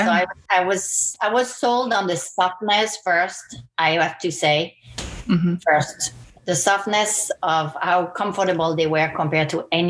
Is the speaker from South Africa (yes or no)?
no; French Caribbean, France; So I grew up on a boat with my parents. So I was kind of like a pirate. We started in France and I grew up in the Blue Lagoons of the French Caribbean.